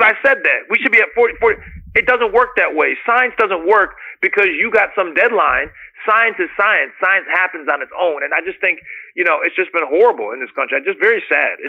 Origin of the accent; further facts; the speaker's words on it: United States; as an American